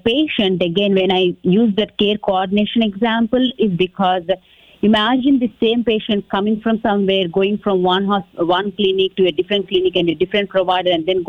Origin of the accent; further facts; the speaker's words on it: Texas, United States; me being the Texan and everything